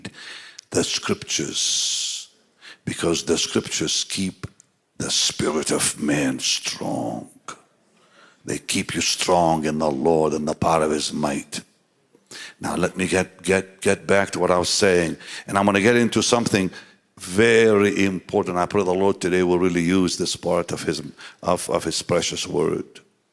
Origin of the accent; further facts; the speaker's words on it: Jaffa, Tel Aviv District, Israel; I grew up in the Holy Land, Jaffa, the city of Jaffa